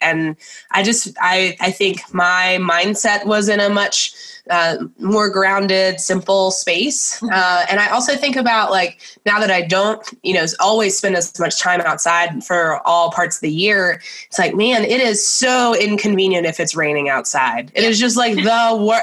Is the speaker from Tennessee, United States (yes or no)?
yes; Nashville, Tennessee, United States; I grew up in Nashville, Tennessee.